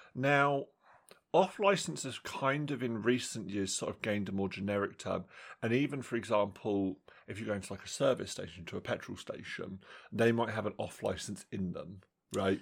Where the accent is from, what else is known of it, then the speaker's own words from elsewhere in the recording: England, United Kingdom; in my hometown, obviously, we've got our, our sort of standard superstore.